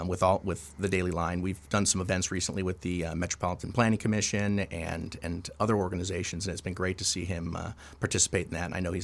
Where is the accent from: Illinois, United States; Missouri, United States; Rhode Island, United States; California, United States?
Illinois, United States; Chicago; I grew up in the South Side, so I grew up in St. Thomas More, 79th and Western, right in that neighborhood.